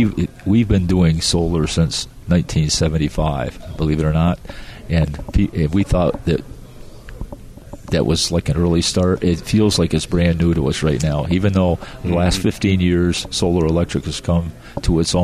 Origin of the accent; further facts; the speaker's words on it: Daytona Beach, Florida, United States; we're from Daytona Beach, so we're used to that hot